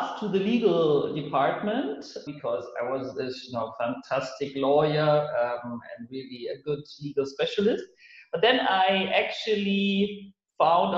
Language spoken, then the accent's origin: English; Munich, Bavaria, Germany; moved away as an adult; now in Berlin, Germany; I was born in Munich, that is in the south of Germany. And now I landed in Berlin